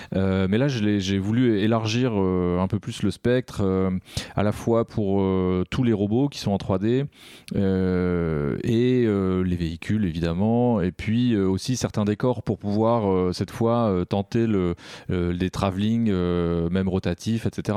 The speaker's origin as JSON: {"language": "French", "country": "France", "said": "on est des Français"}